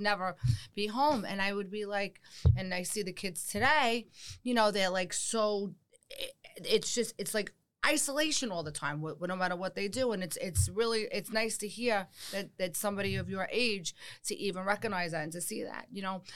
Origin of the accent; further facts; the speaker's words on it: United States; also born or lived in New York / New Jersey; growing up in New York and New Jersey